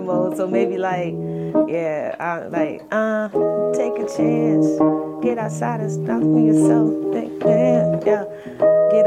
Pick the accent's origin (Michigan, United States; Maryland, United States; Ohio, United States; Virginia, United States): Virginia, United States; Virginia Beach; also born or lived in Jacksonville; I am from Virginia Beach, Virginia. Born in Jacksonville